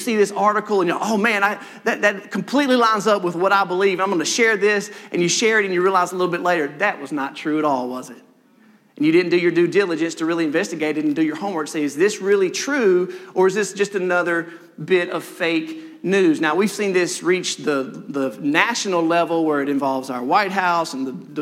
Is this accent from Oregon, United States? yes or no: no; Senatobia, Mississippi, United States; also born or lived in Maben, Oktibbeha County, Mississippi; my parents moved shortly to Senatobia, Mississippi, where I was raised. I lived my whole life, basically one house.